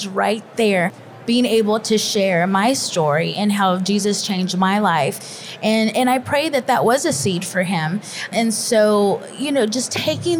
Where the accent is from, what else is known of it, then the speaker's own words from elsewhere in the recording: Texas, United States; moved away as an adult; now in Kentucky, United States; I was born and raised in Texas and called to Kentucky